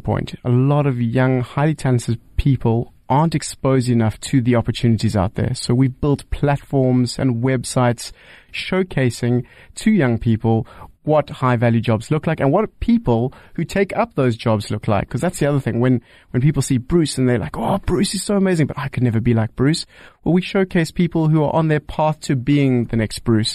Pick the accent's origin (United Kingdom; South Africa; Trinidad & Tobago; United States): South Africa; as a South African